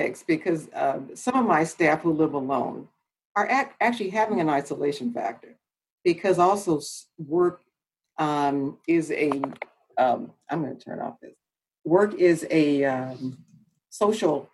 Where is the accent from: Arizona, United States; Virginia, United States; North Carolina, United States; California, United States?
California, United States; Los Angeles; also born or lived in Oakland; I'm from Los Angeles, went to school there, and undergrad I went to Cal Poly Pomona.